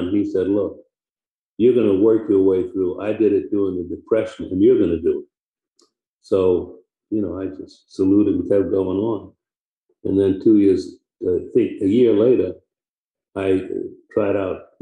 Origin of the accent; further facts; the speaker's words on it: New York City, New York, United States; also born or lived in Harlem, New York / Michigan; I was born in Harlem in 1937 on Edgecombe Avenue.